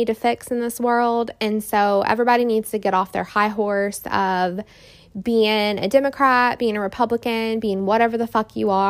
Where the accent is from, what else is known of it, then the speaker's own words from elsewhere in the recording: Indiana, United States; now in Houston, United States; my hometown, Indiana, up north